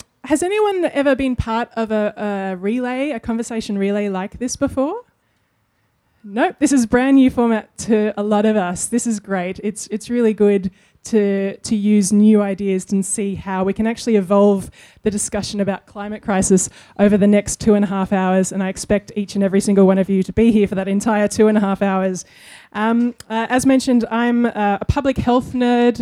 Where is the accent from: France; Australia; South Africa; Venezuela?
Australia; part of our childhoods growing up in Australia